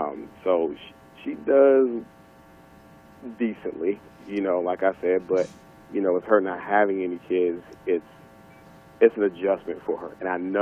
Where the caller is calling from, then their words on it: Houston, Texas, United States; I'm calling from Houston, Texas.